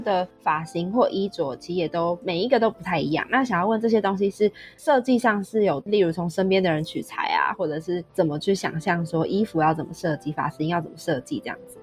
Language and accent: Chinese; Taiwan; 身为台湾人